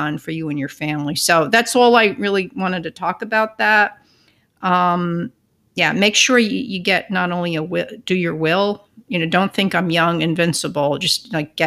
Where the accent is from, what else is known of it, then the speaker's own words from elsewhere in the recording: Northern New Jersey, United States; about 12 miles from where I grew up in Northern Jersey